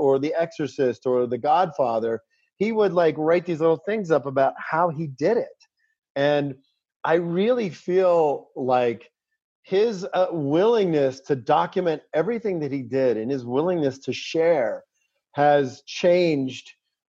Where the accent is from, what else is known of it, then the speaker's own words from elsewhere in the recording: Pittsburgh, Pennsylvania, United States; when I grew up in Pittsburgh, you know, my grandparents, you know, my family was from Italy.